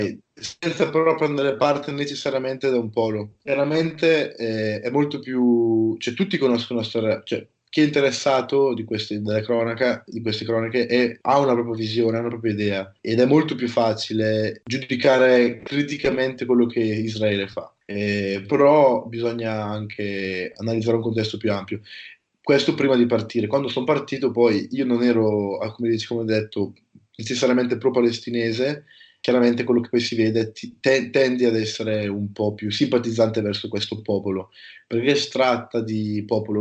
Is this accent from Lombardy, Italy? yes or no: yes; province of Brescia, Lombardy, Italy; also born or lived in Denmark; io sono, provengo dalla provincia di Brescia